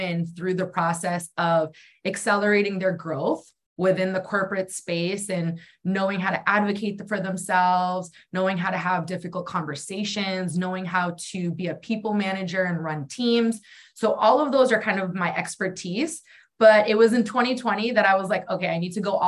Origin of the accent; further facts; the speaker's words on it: New Hampshire, United States; moved away; also born or lived in Arizona; I grew up in New Hampshire, and then I ended up moving to Arizona.